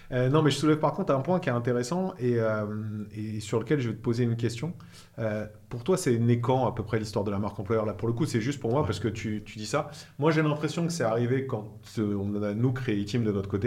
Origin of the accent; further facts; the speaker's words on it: northern France, France; ça s'entend pas, mais je viens du nord de la France.